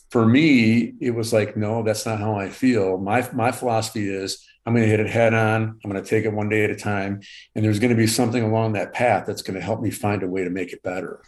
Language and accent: English; Southfield, Michigan, United States; also born or lived in Fenton, Michigan / Punta Gorda, Florida; I, uh, I live in Michigan. I, uh, grew up in Southfield, Michigan, uh, currently live in Fenton, Michigan